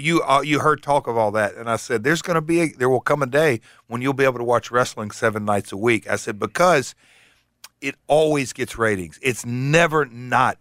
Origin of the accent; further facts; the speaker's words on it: Hendersonville, Tennessee, United States; Hendersonville, my hometown